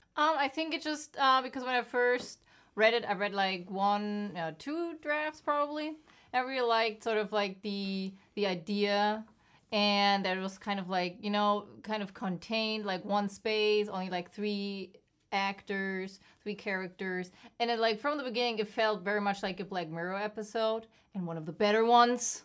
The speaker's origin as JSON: {"language": "English", "country": "Germany", "moved": "yes", "said": "I'm from Germany"}